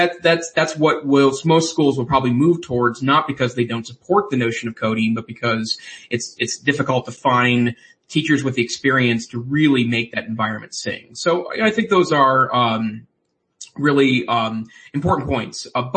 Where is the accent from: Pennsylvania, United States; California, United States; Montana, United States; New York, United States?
Montana, United States; my home state, which is Montana.